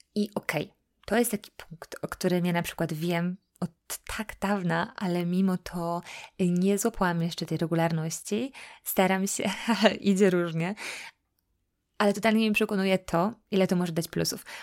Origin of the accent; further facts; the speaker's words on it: Poland; now in United States; jesteśmy Polakami, że jesteśmy z Europy